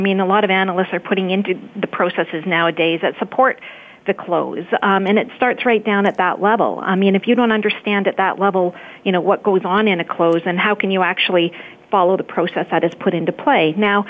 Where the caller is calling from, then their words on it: Calgary, Alberta, Canada; I'm calling from Calgary, Alberta.